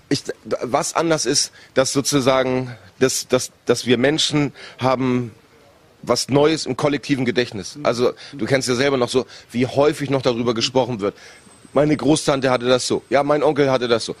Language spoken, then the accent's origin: German; Northern Germany, Germany; als Norddeutscher